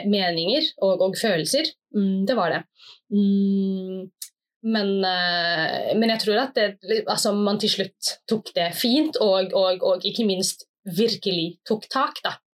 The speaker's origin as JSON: {"language": "Norwegian", "country": "Somalia", "said": "Og jeg kjente jo liksom på kroppen som somalier ute i, ja, ute i offentligheten"}